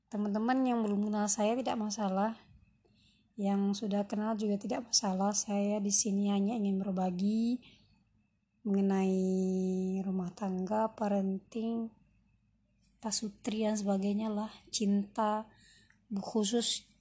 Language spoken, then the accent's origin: Indonesian; Pariaman, West Sumatra, Indonesia; also born or lived in Curup, Indonesia; now in Central Java, Indonesia; Nah, saya aslinya Minang, Sumatera Barat ya, Pariaman Orang tua saya asli darah Minang dan kami bersaudara. Saya bersaudara sembilan.